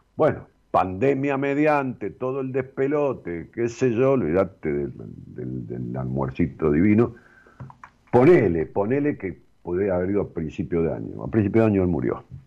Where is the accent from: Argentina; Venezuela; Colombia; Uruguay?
Argentina; Ramos Mejía, Buenos Aires Province; empezamos a hacer un edificio en Ramos Mejías, a mi pueblo